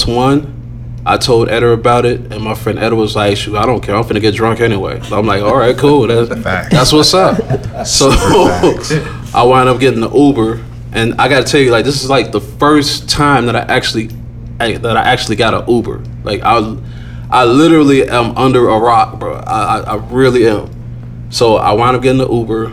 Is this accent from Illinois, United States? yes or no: yes; Chicago, Illinois, United States; I was from Chicago